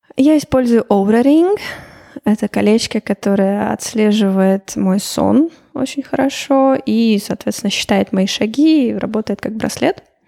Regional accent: Chelyabinsk, Chelyabinsk Oblast, Russia; moved away as an adult; also born or lived in Moscow, Russia / Slovenia / Portugal; now in Riga, Latvia; Я сама вообще из Челябинска, но училась я в Москве и жила 8 лет в Москве

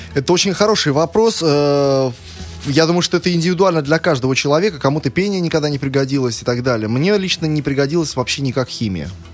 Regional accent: Saint Petersburg, Russia; коренной питерец

